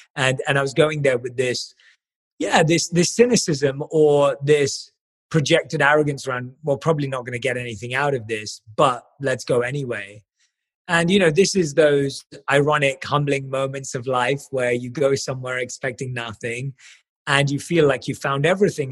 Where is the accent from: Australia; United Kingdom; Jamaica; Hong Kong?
United Kingdom; London; I was born and raised in London